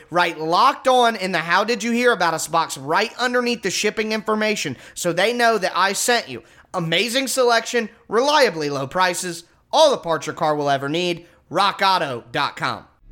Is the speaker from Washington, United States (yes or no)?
no; Ohio, United States; I'm from Ohio